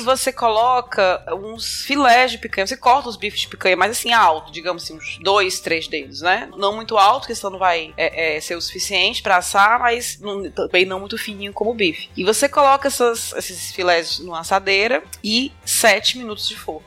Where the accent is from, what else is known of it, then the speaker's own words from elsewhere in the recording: Fortaleza, Ceará, Brazil; Eu sou de Fortaleza, capital do Ceará